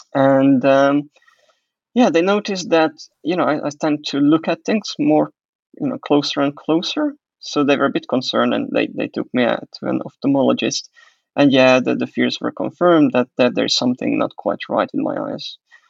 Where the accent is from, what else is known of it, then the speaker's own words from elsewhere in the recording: Hungary; also born or lived in Croatia; now in England; I don't think I mentioned that I was born in Hungary. That's where I'm originally coming from. And then I had a bit of a period when I lived in Croatia, altogether 8 years.